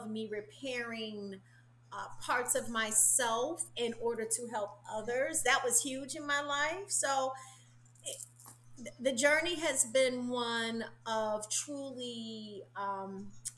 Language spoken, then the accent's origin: English; Chicago, Illinois, United States; now in Orlando, United States; I felt like I grew up also in Chicago. Like, now I live in Orlando, Florida, which is the home for my soul. But I'm originally from Chicago